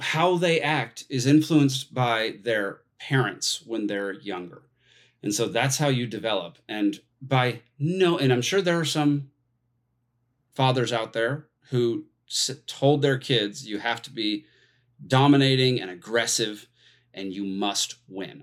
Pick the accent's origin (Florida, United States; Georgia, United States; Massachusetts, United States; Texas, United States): Texas, United States; moved away as an adult; now in Atlanta, United States; I grew up in Texas